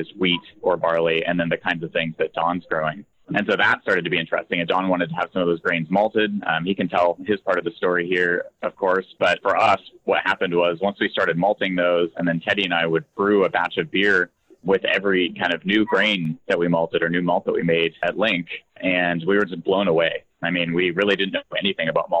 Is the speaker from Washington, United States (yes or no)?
yes; Spokane, Washington, United States; born and raised in Spokane